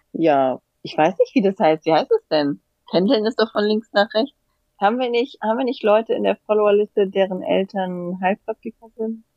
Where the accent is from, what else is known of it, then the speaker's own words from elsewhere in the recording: Hanau, Hesse, Germany; ich bin ja bei Hanau aufgewachsen